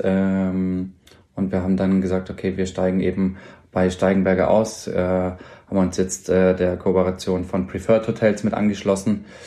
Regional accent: Ulm, Baden-Württemberg, Germany; moved away as an adult; also born or lived in Mannheim; now in Augsburg, Germany; ich bin gebürtig aus Ulm, äh, deswegen da ja auch die Ausbildung

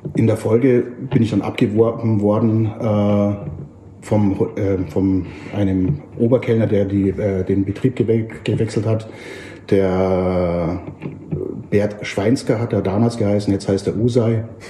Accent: Germany; also born or lived in Oxford; Ich aus Deutschland

